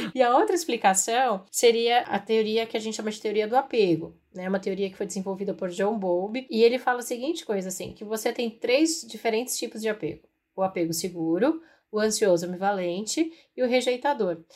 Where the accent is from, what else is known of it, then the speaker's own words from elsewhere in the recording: Piauí, Brazil; sou natural do Piauí